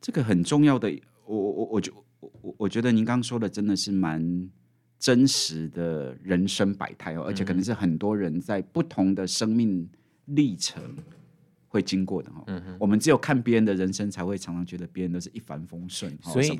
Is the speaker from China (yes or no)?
no; Hualien, Hualien County, Taiwan; 那个地震往外跑的一定不是花莲人，因为花莲已经被地震震习惯了哈。我们花莲人已经被被地震震习惯了。